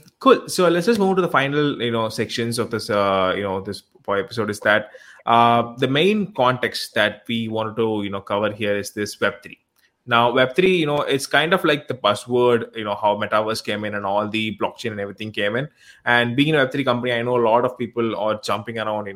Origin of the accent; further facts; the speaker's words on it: India; I'm from India